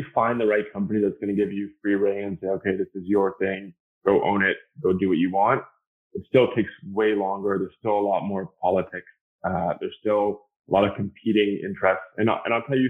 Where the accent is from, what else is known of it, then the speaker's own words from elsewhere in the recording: Canada; I'm Canadian